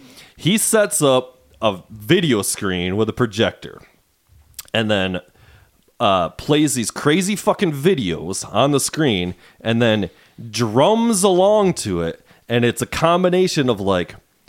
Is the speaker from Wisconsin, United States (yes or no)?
no; Muskegon, Michigan, United States; where we grew up in Muskegon